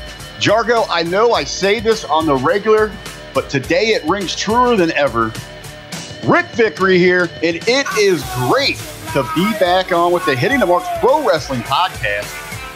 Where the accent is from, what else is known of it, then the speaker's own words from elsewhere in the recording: Midwest, United States; we're both from the Midwest.